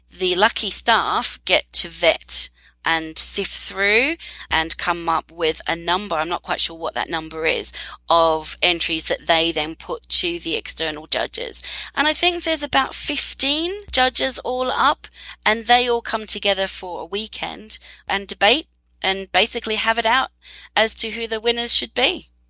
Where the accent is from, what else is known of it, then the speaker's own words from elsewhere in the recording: Australia; moved away; Australia, my home country